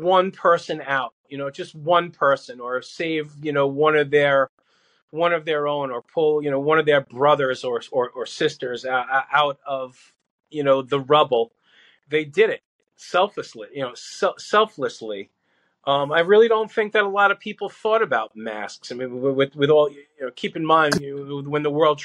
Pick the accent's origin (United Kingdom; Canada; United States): United States; New York City, New York; also born or lived in Howard Beach, Queens; we grew up in Brooklyn, but then we moved to Queens, we moved to Howard Beach